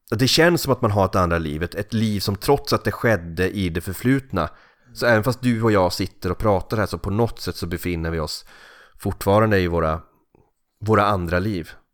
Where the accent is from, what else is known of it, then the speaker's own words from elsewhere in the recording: Kalix, Norrbotten County, Sweden; now in Gothenburg, Sweden; min barndoms gator i Kalix eller i, i byn Risegrund där jag växte upp.